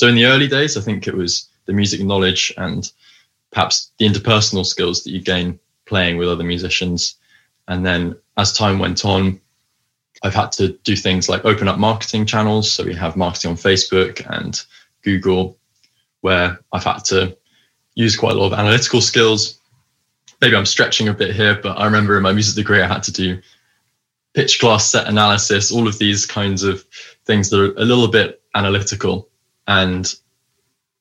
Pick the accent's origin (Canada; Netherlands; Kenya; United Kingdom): United Kingdom; High Wycombe, South East England; moved away as an adult; also born or lived in Cambridge; now in London, United Kingdom; I grew up in High Wycombe, but I now live in London.